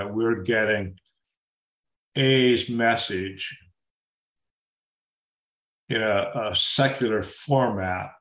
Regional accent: Boca Raton, Florida, United States; moved away; a secular meeting started in my hometown back in the mid-80s

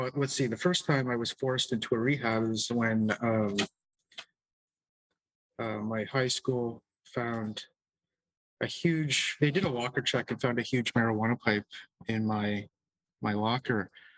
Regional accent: Michigan, United States; born there; I was born in Michigan to Canadian parents, and my dad is a minister, Protestant minister. So we were basically roaming around the United States.

